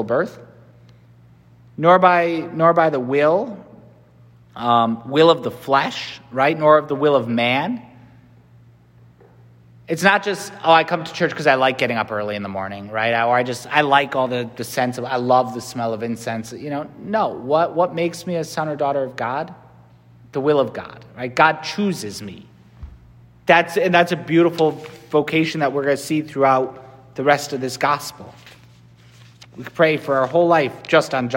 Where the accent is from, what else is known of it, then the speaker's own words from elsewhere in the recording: Connecticut, United States; I'm from Connecticut.